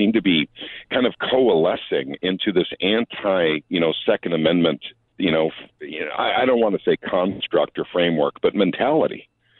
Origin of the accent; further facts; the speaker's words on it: Minnesota, United States; I call it SAPA, and I think it's a Minnesota thing. I come from Minnesota.